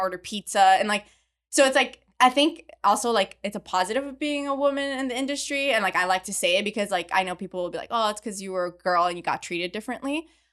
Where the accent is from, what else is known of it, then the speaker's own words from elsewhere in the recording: Montreal, Quebec, Canada; moved away as an adult; also born or lived in Midland, Texas; I grew up in Montreal in Canada, where there is zero oil and gas